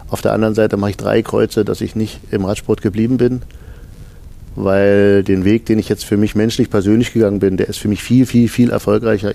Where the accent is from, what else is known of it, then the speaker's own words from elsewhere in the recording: Germany; in den neunzigern, da wo ich herkomme, äh, am Rande von Polen